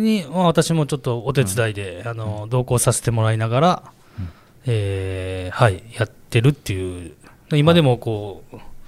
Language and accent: Japanese; Kumamoto, Japan; also born or lived in Shizuoka; now in Osaka, Japan; 出身は熊本なんですけど、はい、えー、熊本で高校野球を経て